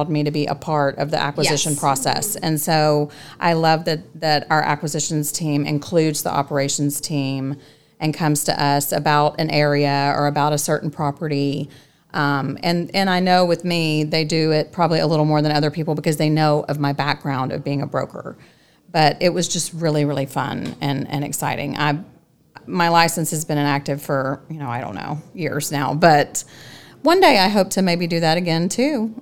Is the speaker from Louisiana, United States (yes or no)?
yes; Louisiana, United States; now in Dallas-Fort Worth, United States; I'm from Louisiana, and we're just very passionate people